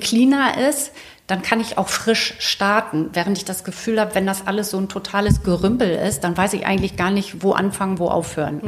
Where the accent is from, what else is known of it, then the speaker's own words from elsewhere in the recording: Celle, Lower Saxony, Germany; ich bin in Celle aufgewachsen